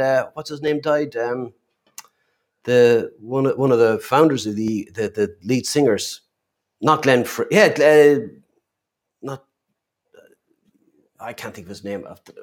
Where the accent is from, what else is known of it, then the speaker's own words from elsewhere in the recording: Kilkenny, Leinster, Ireland; I'm from Kilkenny